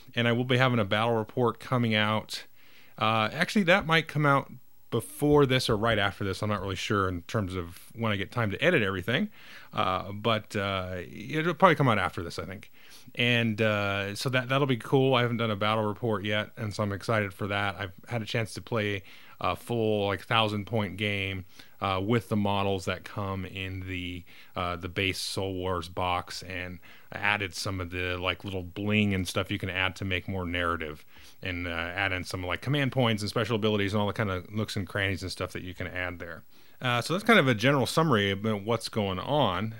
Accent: United States; I, as an American

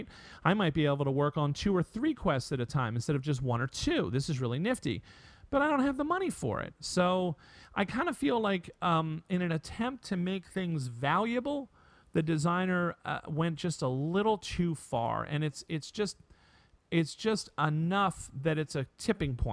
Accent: United States; also born or lived in Connecticut; as an American male

